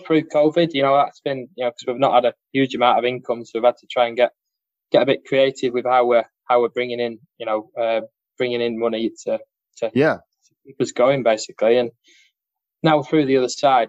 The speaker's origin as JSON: {"language": "English", "town": "Carnforth", "region": "North West England", "country": "United Kingdom", "said": "there's a little town called Carnforth. That's where most of us are from."}